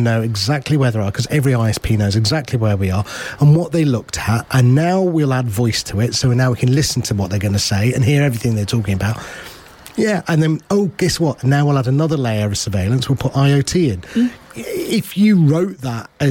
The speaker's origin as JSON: {"language": "English", "country": "United Kingdom", "said": "I've got an Indian heritage, but I'm British."}